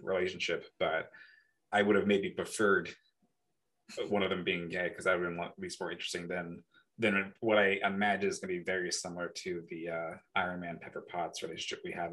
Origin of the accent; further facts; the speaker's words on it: the Bay Area, California, United States; moved away as an adult; now in Milwaukee, United States; we are from the, the Bay